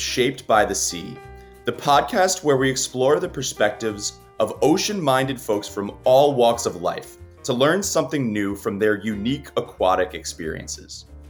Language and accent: English; the Northeast, Great South Bay, New York, United States; I grew up here in the Northeast, and really like my family taught me, we would take the boat out on, you know, in the Great South Bay in New York, and we would go bottom fishing.